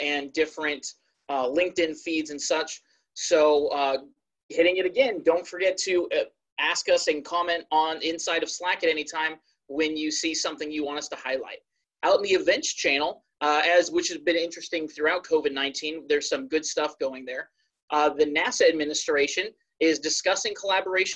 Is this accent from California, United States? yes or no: yes; Dublin, California, United States; moved away as an adult; also born or lived in Jacksonville, Florida; now in Maryland, United States; originally I'm from the California Bay Area, specifically Dublin.